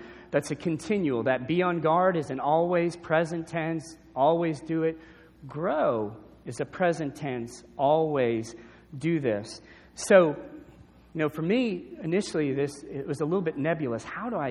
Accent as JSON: {"language": "English", "town": "New Orleans", "region": "Louisiana", "country": "United States", "tie": "born or raised there", "said": "growing up in New Orleans"}